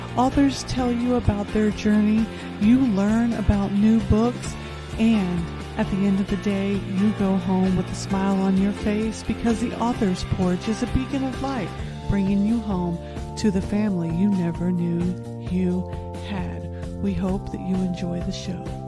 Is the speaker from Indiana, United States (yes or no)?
yes; Indianapolis, Indiana, United States; moved away as an adult; now in Texas, United States; I'm originally from Indianapolis, Indiana